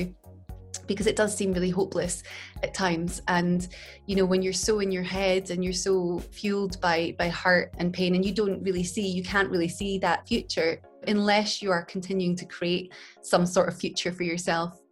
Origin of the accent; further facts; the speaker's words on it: Glasgow, Scotland, United Kingdom; I grew up in Glasgow in Scotland, and we grew up in a place called Kelvindale in a tenement flat